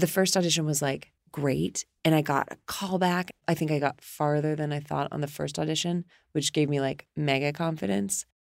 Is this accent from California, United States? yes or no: yes; the Bay Area, California, United States; I grew up in the Bay Area where there's a ton of theater